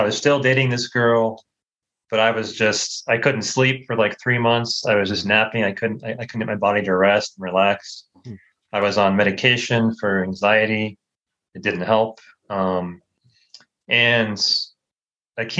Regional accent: United States; moved away as an adult; I grew up in the States, grew up in a Christian home

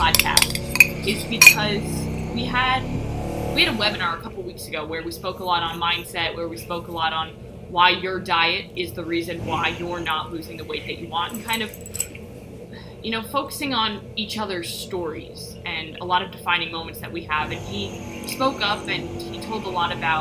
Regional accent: New York City, New York, United States; I'm from Rockaway Beach. Born and raised

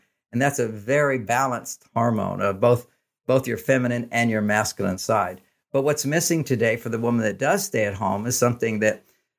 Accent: Texas, United States; And I grew up in Texas.

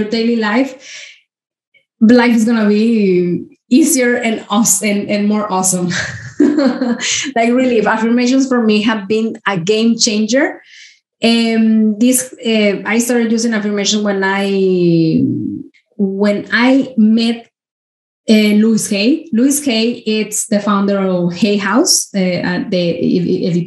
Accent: Mexico; I grew up in Mexico. I'm from Mexico

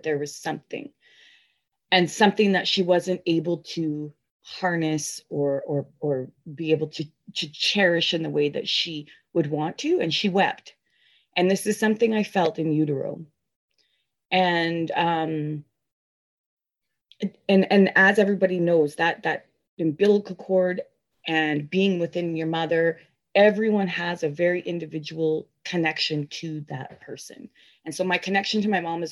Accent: Chilliwack, British Columbia, Canada; I was born here in Chilliwack

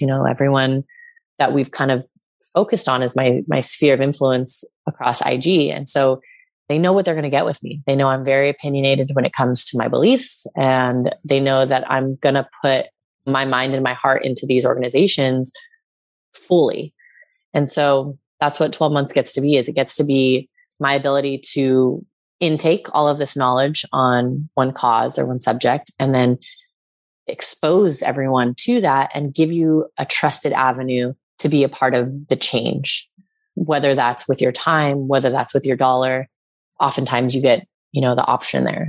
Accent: California, United States; moved away as an adult; also born or lived in New York; I'm back in my hometown

